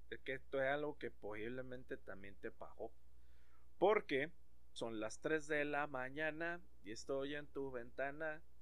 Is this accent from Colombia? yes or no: no; Mexico; porque a final de cuentas, como buen mexicano, No sabe de haber valido madre